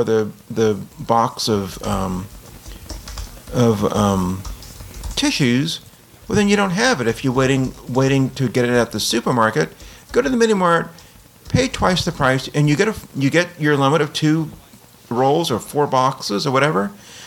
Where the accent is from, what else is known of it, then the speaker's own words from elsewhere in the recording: New Orleans, Louisiana, United States; But, you know, I guess I come from New Orleans, and so this is the sort of thing we see during a hurricane.